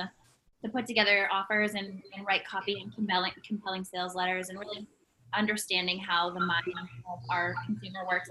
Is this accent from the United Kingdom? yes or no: no; Canada; as a Canadian